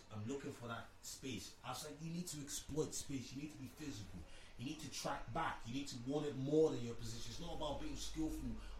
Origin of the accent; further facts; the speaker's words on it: Ireland; growing up in Ireland